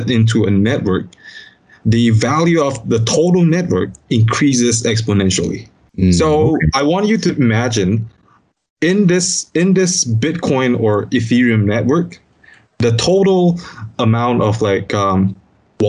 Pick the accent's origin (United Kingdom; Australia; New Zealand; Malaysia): Malaysia; as a Malaysian